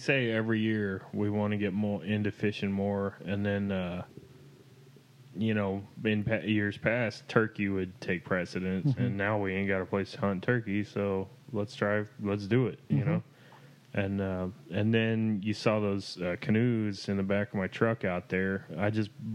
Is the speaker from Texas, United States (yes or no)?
yes; Axtell, Texas, United States; I grew up in Axtell, Texas.